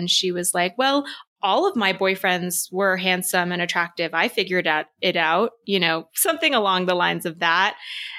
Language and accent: English; Texas, United States; growing up in Texas, it's so white